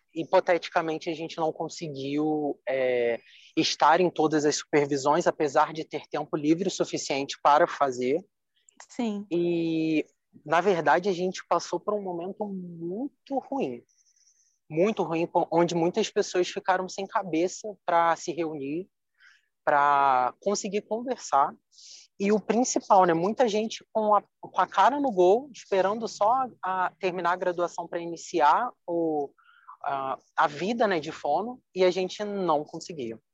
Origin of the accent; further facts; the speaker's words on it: Nova Iguaçu, Rio de Janeiro, Brazil; eu moro na Baixada, assim como a Ana falou, do Rio de Janeiro, sou de Nova Iguaçu